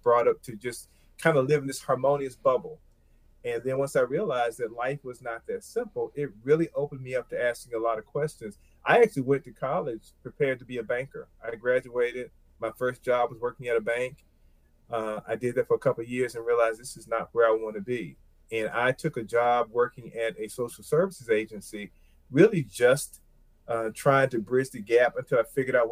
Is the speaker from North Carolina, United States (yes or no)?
yes; Plymouth, North Carolina, United States; I grew up in rural North Carolina. The size of my hometown, Plymouth, North Carolina, is probably about 4,000 people